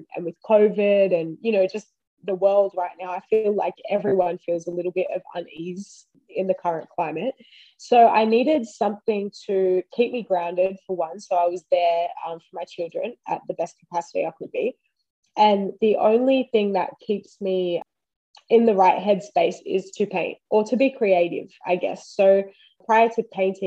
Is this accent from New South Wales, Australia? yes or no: yes; Wiradjuri, New South Wales, Australia; now in Queensland, Australia; I am Wiradjuri, that's where I'm from